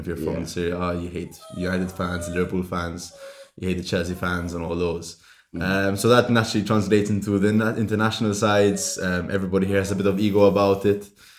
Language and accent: English; Malta; growing up in Malta